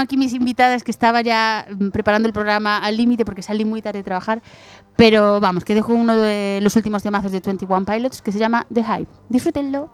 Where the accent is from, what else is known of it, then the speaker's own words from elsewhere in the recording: A Mariña, Lugo, Galicia, Spain; yo soy de la Marina de Lugo